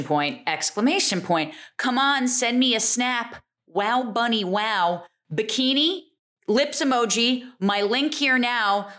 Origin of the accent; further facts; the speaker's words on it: New Jersey, United States; also born or lived in Easton, Pennsylvania; I grew up in Jersey